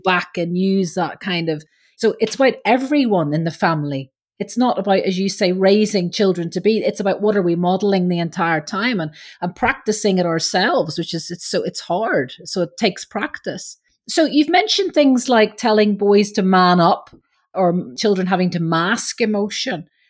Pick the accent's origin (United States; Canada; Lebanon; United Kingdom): United Kingdom; Belfast, Northern Ireland; being Irish